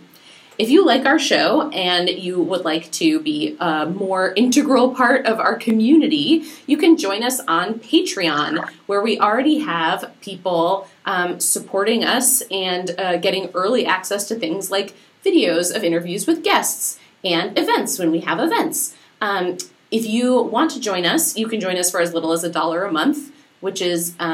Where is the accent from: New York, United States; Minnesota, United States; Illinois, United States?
Minnesota, United States; growing up in Minnesota, the land of not hot